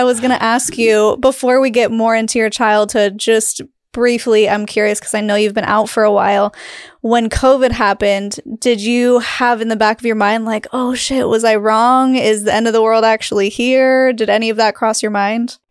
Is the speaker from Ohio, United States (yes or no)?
no; Utah, United States; I grew up in Utah, but not in Salt Lake. I was, like, two hours north